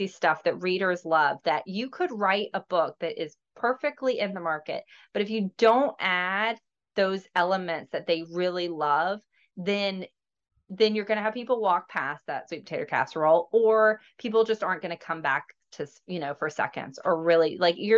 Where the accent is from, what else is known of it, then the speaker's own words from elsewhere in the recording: Georgia, United States; now in Florida, United States; I'm originally from Georgia. I live in Florida now